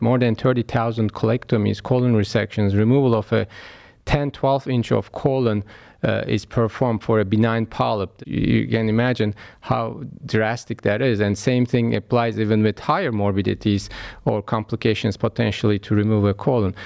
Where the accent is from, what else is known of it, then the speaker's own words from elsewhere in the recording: Istanbul, Turkey; moved away as an adult; now in Cleveland, United States; I was born in Istanbul, Turkey, and, uh, raised there